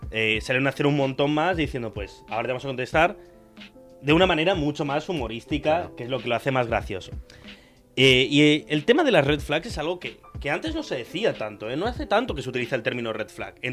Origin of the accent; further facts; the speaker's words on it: Tarragona, Catalonia, Spain; yo soy de Tarragona. También he hecho cosas en catalán como yo, somos muy parecidos.